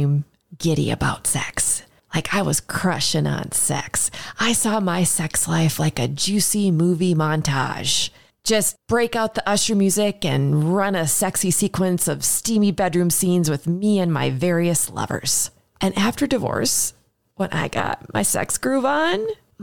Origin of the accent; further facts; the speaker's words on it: Minneapolis, Minnesota, United States; my hometown, Minneapolis, Minnesota.